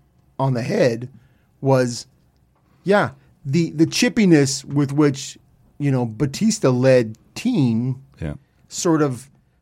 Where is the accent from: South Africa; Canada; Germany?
Canada; Ottawa, Ontario; also born or lived in Peterborough; I grew up in Ottawa is where I started before I moved to Peterborough.